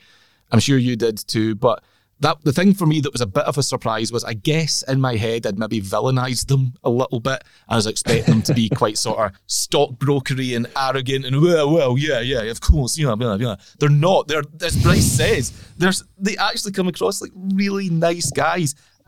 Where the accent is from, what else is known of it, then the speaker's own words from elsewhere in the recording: Ireland; How does this work? I'm from Ireland.